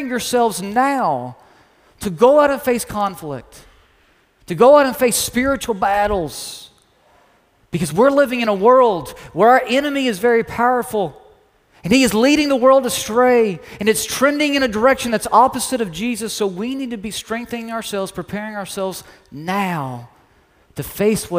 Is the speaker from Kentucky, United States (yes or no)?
yes; Lexington, Kentucky, United States; now in Oklahoma, United States; we're from the Lexington area